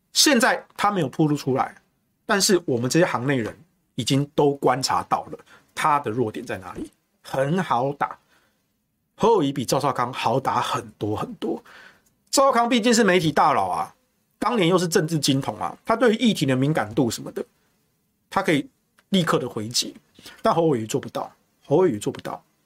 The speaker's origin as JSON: {"language": "Chinese", "region": "Taichung", "country": "Taiwan", "moved": "yes", "lives_now": "Taipei, Taiwan", "said": "我不是新北人啊，我是台中人，但我住台北"}